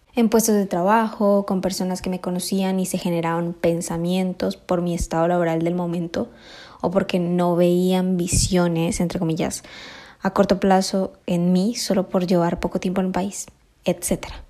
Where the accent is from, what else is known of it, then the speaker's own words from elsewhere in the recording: Colombia; moved away as an adult; now in Spain; Yo tengo la gran fortuna de haber nacido aquí en España. Me crié en Colombia